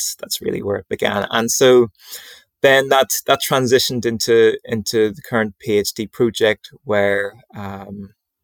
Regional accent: Northern Ireland, United Kingdom; near my home where I grew up in Northern Ireland, near to Loch Ness

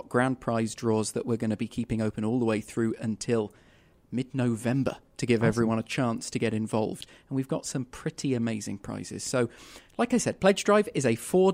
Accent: London, United Kingdom; moved away as an adult; now in Winnipeg, Canada; I'm some kid from London, England.

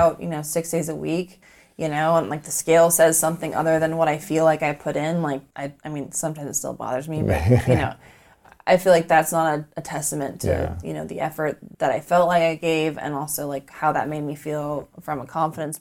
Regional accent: Minnesota, United States; moved away; I grew up with in Minnesota since I was 7 years old

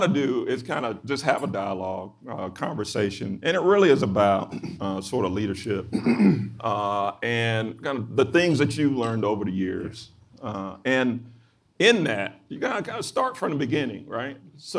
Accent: Macon, Georgia, United States; my hometown of Macon, Georgia.

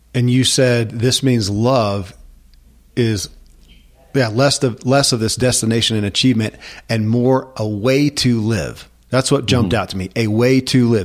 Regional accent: United States; I grew up in America

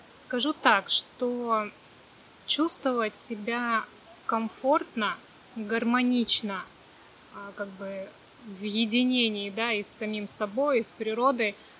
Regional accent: Sakhalin Oblast, Russia; also born or lived in Krasnodar; now in Vietnam; родилась на Сахалине

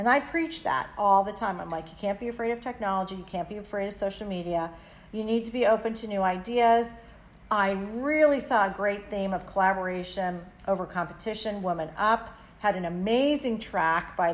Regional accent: South Florida, United States; I'm from South Florida

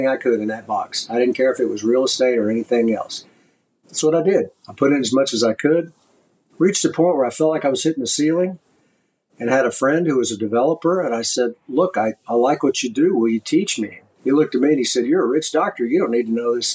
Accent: Austin, Texas, United States; I got back to my hometown of Austin, Texas

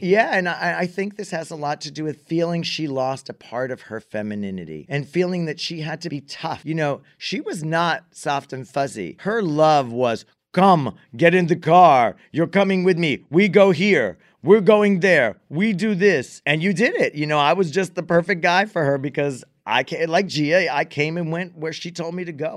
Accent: United States; I'm American

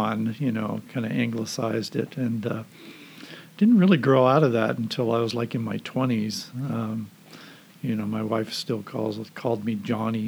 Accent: Southern California, United States; also born or lived in Rotterdam, Netherlands / Indianapolis, Indiana; we moved to Southern California, to the Valley area, and my dad was a landscaper and worked there, and I went to elementary school there

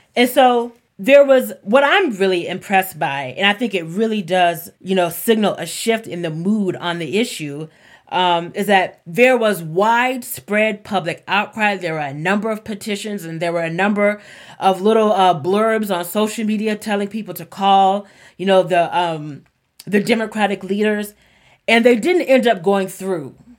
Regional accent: the South, United States; growing up in the South

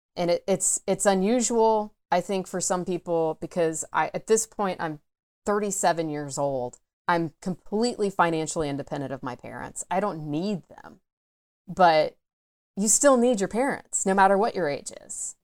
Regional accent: Atlanta, Georgia, United States; I am from the Atlanta area, grew up in the suburbs of Atlanta

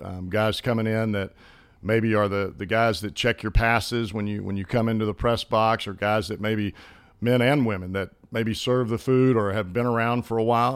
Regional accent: Hoover, Alabama, United States; accent: country accent; moved away; I grew up in Birmingham, Hoover

